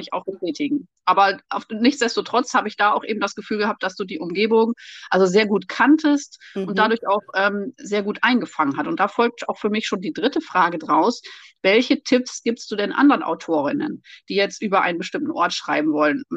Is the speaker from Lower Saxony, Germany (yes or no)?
yes; East Frisia, Lower Saxony, Germany; now in Rhineland, Germany; Wir wohnen ja im Rheinland und ich reise in meinen Geschichten immer nach Ostfriesland in meine Heimat